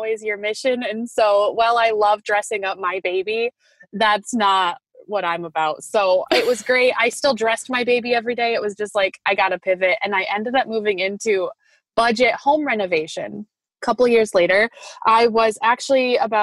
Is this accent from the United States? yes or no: yes; Grand Rapids, Michigan, United States; I am from Grand Rapids, Michigan. And I was born and raised here, kind of moved around a lot